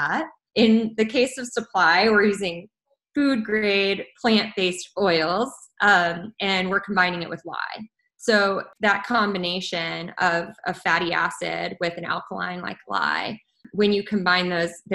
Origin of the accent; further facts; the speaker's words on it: Colorado, United States; moved away as an adult; I am from Colorado. I flew home to Colorado